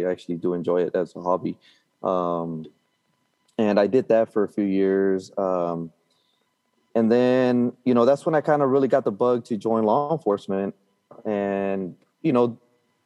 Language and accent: English; Brownsville, Texas, United States; now in McAllen, United States; I was born and raised in Brownsville, Texas, which is, if you look at the map, it's the very tip of Texas